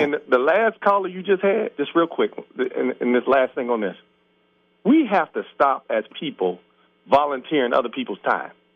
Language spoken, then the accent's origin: English; Cincinnati, Ohio, United States; I grew up in Avondale